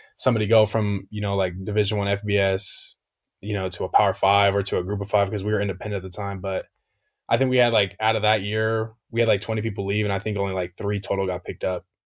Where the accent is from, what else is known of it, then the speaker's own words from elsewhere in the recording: Hesperia, California, United States; I'm from Asperia, California